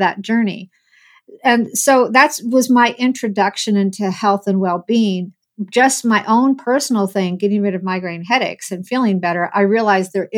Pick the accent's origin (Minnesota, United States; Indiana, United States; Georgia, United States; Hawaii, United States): Indiana, United States; Muncie; I was born and raised in Muncie, Indiana